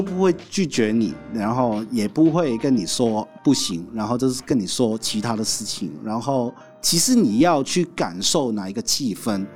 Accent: Hong Kong; first language Cantonese; Chinese is a second language; moved away as an adult; now in Taiwan; 来自香港的

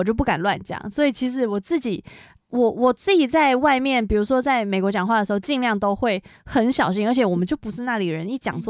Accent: Taiwan; 就是我是台湾人哦，

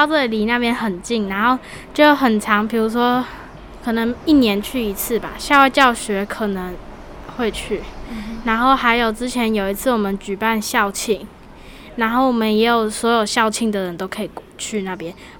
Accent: Toucheng, Yilan County, Taiwan; 就头城人啊。

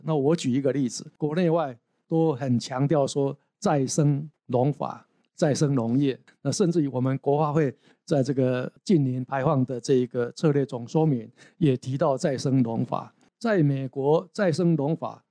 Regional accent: Taiwan; 我们台湾人

